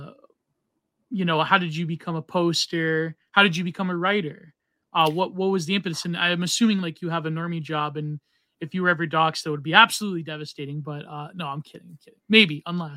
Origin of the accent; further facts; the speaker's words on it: Canada; now in United States; as a Canadian